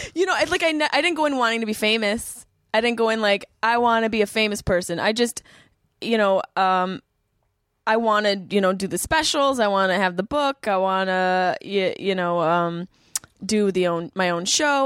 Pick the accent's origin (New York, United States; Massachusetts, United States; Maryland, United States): New York, United States; Syracuse; moved away as an adult; also born or lived in Boston; I grew up in Syracuse